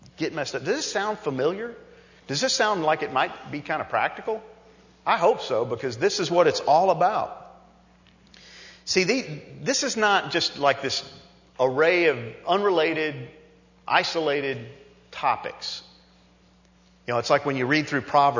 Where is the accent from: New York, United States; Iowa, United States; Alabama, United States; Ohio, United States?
New York, United States; growing up as a kid and growing up in New York